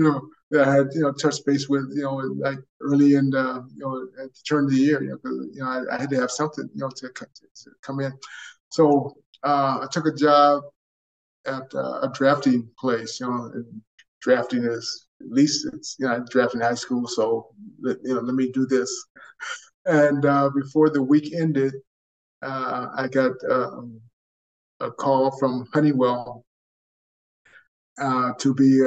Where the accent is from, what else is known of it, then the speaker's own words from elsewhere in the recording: Monrovia, California, United States; I was born and raised in Southern California, a little town called Monrovia.